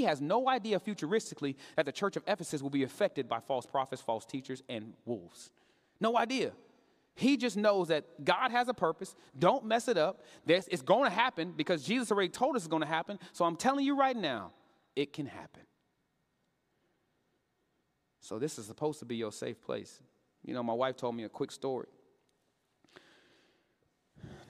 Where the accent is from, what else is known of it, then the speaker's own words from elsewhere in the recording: Katy, Texas, United States; I grew up in Katy, Texas